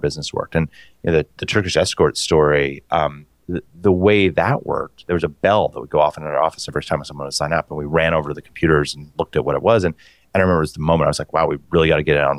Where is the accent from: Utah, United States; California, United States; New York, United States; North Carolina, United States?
Utah, United States; now in San Francisco, United States; I grew up in Utah